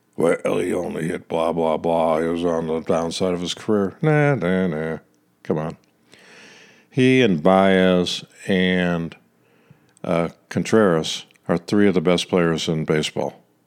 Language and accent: English; Kansas City, Missouri, United States; I'm from Kansas City